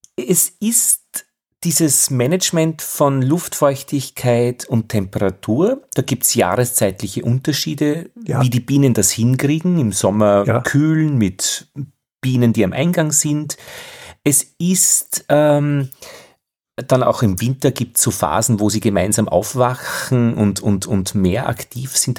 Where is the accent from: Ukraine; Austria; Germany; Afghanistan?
Austria; Altheim, Upper Austria; in meiner Heimatgemeinde in Oberösterreich im Innviertel berichtet, in es Altheim